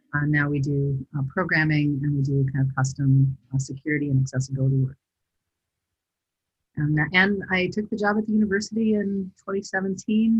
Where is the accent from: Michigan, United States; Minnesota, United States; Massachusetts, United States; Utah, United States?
Minnesota, United States; southern; also born or lived in St. Cloud, Minnesota / northern Iowa; I was born in St. Cloud. I've spent most of my life in southern Minnesota and northern Iowa